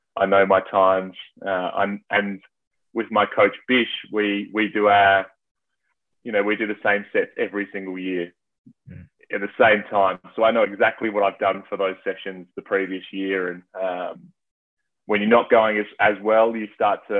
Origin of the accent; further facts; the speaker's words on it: Adelaide, South Australia, Australia; I'm from Adelaide, which is South Australia.